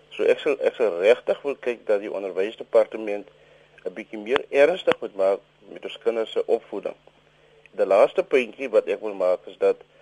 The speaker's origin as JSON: {"language": "Afrikaans", "country": "South Africa"}